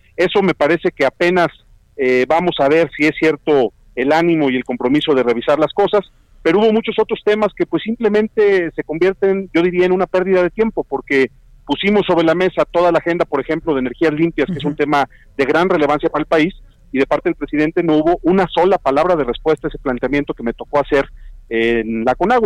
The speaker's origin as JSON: {"language": "Spanish", "country": "Mexico", "said": "Yo como mexicano"}